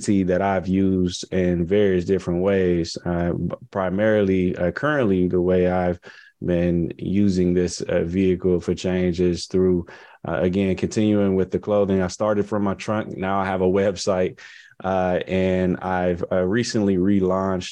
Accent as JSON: {"language": "English", "town": "Compton", "region": "California", "country": "United States", "tie": "born or raised there", "also_born_or_lived": "Tuskegee, Alabama", "moved": "as an adult", "said": "my hometown growing up. I had a I Pledge Compton march"}